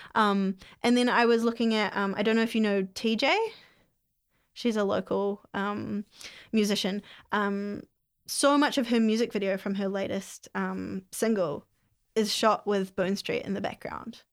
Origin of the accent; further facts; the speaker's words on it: Whangamatā, Waikato, New Zealand; now in Hamilton, New Zealand; I grew up on the Coromandel in a really small town called Fungamata